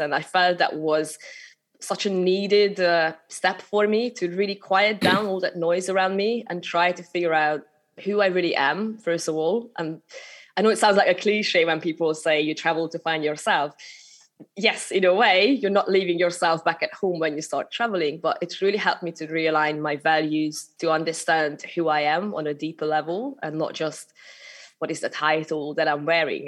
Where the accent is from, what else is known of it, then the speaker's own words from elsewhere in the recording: Hungary; accent: Hungarian; English is a second language; moved away as an adult; also born or lived in United Kingdom / Malta / Sri Lanka; I'm originally from Hungary, so that's a little bit of accent still coming through, showing my showing my origins. But I, I moved over to the UK when I was only 18.